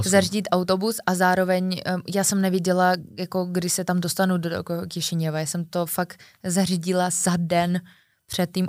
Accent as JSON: {"language": "Czech", "country": "Czechia", "said": "Já jsem odvolal všechny hotely, chápeš, já jsem z Česka, volala do Moldavska"}